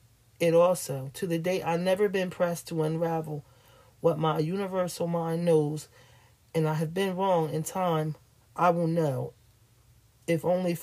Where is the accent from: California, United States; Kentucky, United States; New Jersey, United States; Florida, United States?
California, United States; Sacramento; I grew up in Sacramento and was living in the Creekside Apartments with my mom and sister.